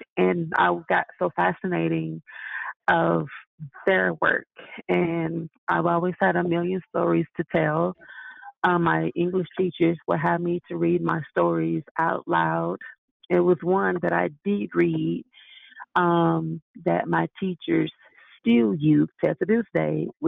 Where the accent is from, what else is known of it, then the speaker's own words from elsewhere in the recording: Tulsa, Oklahoma, United States; now in Colorado, United States; I grew up in Tulsa, Oklahoma